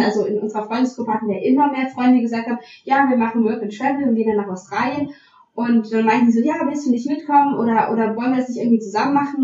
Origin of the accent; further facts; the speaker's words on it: Saxony, Germany; ich komme aus, äh, aus Sachsen